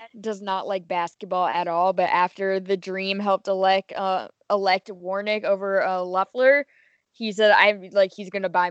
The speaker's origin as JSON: {"language": "English", "town": "Houston", "region": "Texas", "country": "United States", "tie": "born or raised there"}